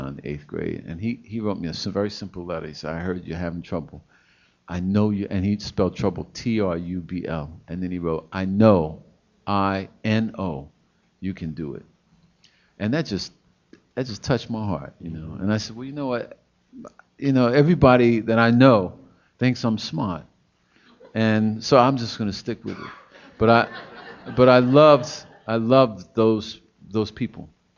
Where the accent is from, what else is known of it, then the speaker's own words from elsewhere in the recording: New York, United States; I grew up in New York